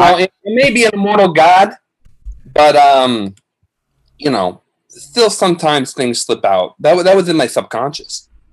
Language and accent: English; Long Island, New York, United States; So, at the root of it, I'm still from Long Island. So I still like seltzer.